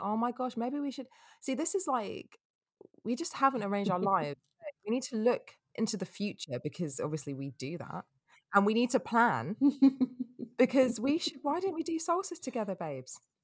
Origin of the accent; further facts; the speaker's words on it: England, United Kingdom; being English